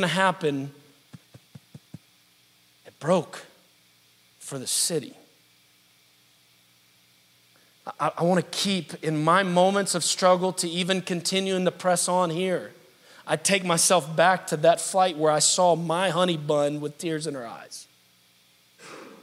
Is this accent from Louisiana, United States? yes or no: yes; New Orleans, Louisiana, United States; moved away as an adult; now in Pittsburgh, United States; I was very happy in New Orleans for years. It was my hometown.